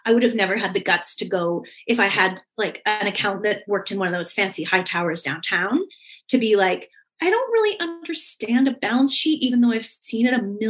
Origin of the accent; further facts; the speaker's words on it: Canada; I come from Canada